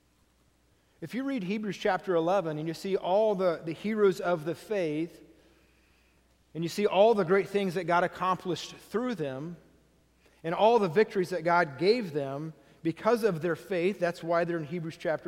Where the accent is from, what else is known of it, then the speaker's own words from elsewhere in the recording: United States; me as an American